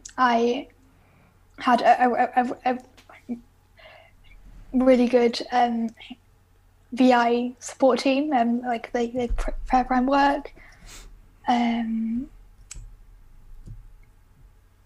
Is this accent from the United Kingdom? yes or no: yes; a small town near Birmingham, West Midlands, United Kingdom; I'm from a small town near Birmingham.